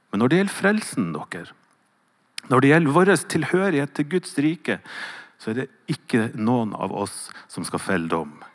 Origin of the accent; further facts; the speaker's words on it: Northern Norway, Norway; accent: Northern Norwegian dialect; Så når jeg hører leser hva Jesus sier, så er det alltid på min dialekt.